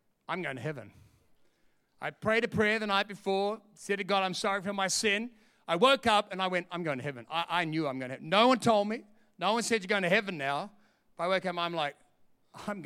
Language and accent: English; Sydney, New South Wales, Australia; moved away as an adult; also born or lived in London; I'm from Sydney